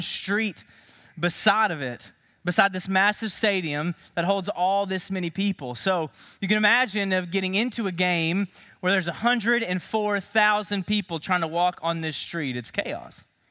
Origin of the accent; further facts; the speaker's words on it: Knoxville, Tennessee, United States; I grew up in Knoxville, Tennessee